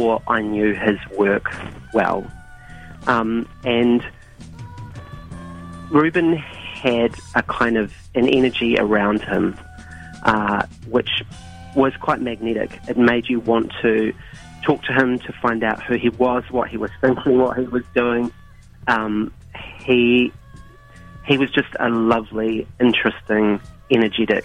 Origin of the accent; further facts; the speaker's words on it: Christchurch, Canterbury, New Zealand; also born or lived in Auckland, New Zealand; now in Dunedin, New Zealand; originally I'm from Christchurch